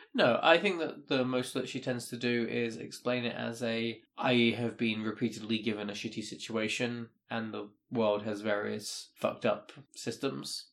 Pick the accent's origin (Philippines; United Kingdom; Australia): United Kingdom; me being British